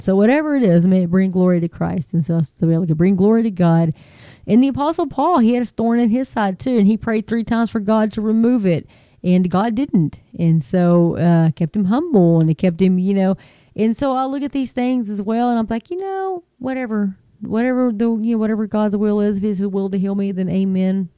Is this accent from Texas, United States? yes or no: yes; Texas, United States; I'm from Texas. We're kind of slow